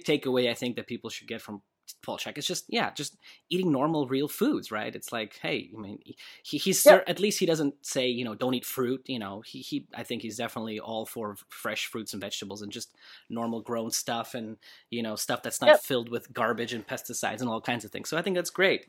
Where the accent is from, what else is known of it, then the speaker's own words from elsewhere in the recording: Russia; now in Los Angeles, United States; I grew up in Russia, and Russia was kind of different